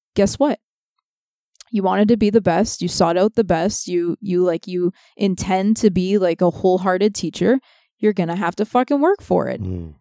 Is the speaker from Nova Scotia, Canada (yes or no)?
no; Toronto, Ontario, Canada; We grew up in Toronto